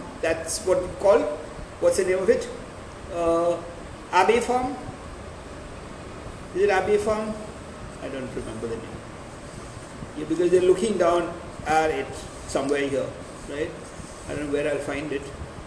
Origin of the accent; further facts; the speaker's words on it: Pune, Maharashtra, India; now in Gujarat, India; I come from Maharashtra and I come from a place, I normally lived in a place called Pune